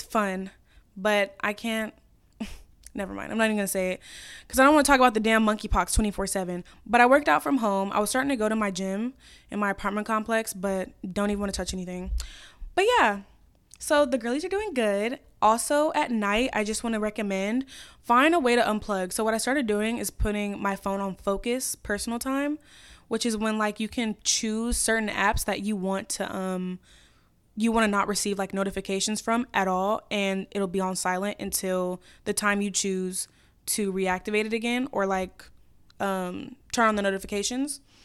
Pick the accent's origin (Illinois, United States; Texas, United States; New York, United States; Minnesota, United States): Illinois, United States; Chicago; also born or lived in Brookfield, Illinois; I was born in Chicago. I lived in Brookfield, which is, like, west of the city